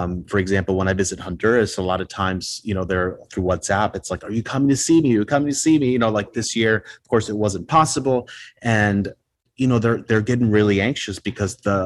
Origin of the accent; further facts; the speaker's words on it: Puerto Rico; first language Spanish; English is a second language; now in Chicago, United States; I was born here in Chicago, but I grew up in Puerto Rico. So native Spanish speaker